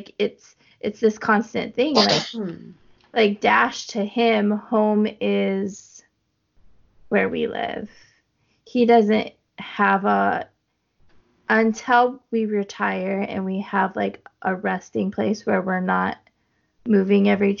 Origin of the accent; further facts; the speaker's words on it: Wyoming, United States; moved away as an adult; now in North Carolina, United States; And I'm from Wyoming. Home is Wyoming. When I talk about going home, I'm going to Wyoming.